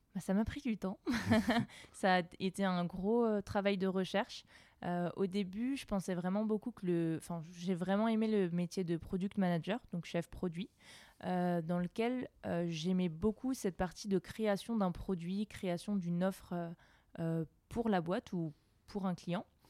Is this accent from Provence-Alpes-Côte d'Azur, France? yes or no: no; Alsace, Grand Est, France; moved away as an adult; also born or lived in Lyon; jeune Alsacienne euh, qui a quitté sa ville pour aller étudier à Lyon.